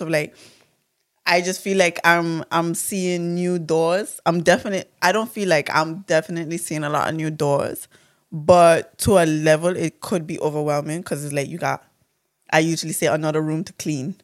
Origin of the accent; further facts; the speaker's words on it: Saba, Caribbean Netherlands; I'm from Saba.